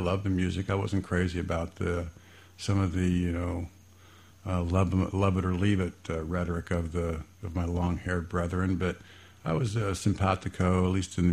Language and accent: English; Fairborn, Ohio, United States; I grew up in Fairborn, graduated from Fairborn High School, and liked that little small town